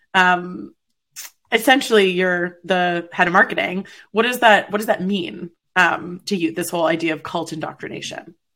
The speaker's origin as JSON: {"language": "English", "country": "Canada", "said": "I'm Canadian, so PBR is like water to us"}